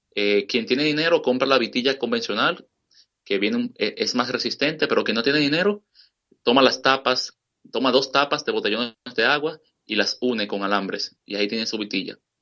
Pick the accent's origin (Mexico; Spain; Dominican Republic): Dominican Republic; now in Washington, United States; en mi país, República Dominicana